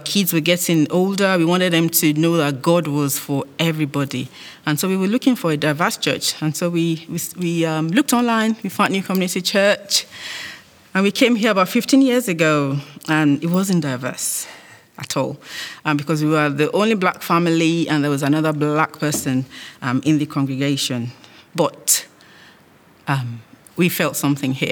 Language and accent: English; Nigeria; moved away as an adult; now in United Kingdom; I was born in Nigeria, lived all my life there, did uni, and then I arrived here after getting married